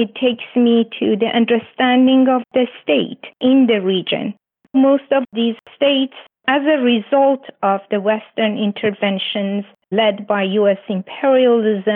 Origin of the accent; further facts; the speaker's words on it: Iran; also born or lived in Canada; now in Toronto, Canada; I'm originally from Iran and living in what I call perpetual exile in Canada